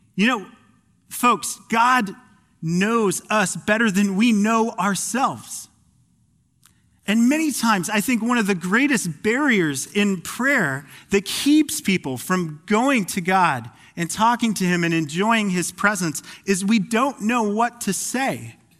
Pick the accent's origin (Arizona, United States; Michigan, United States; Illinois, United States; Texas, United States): Arizona, United States; Phoenix; moved away as an adult; now in Pacific Northwest, United States; I'm a transplant from Phoenix, Arizona, the Valley of the Sun